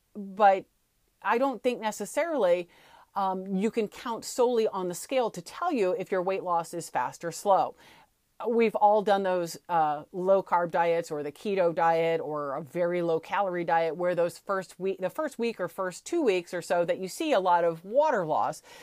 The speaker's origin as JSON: {"language": "English", "town": "St. Louis", "region": "Missouri", "country": "United States", "tie": "born or raised there", "said": "Where I grew up in Saint Louis, we say aunt"}